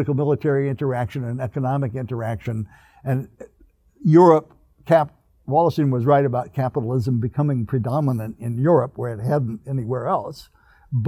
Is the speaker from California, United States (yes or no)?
yes; Northern California, United States; now in Riverside, United States; I grew up in California, so I'm a Californian. But I grew up in Northern California